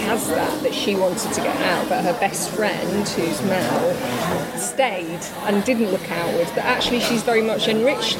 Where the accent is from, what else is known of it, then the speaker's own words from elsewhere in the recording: Doncaster, Yorkshire and the Humber, United Kingdom; I grew up in Doncaster